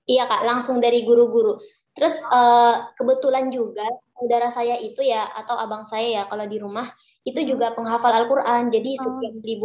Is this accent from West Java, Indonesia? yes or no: no; North Sumatra, Indonesia; saya mondok di sebuah pesantren di daerah saya, Mandailing Natal.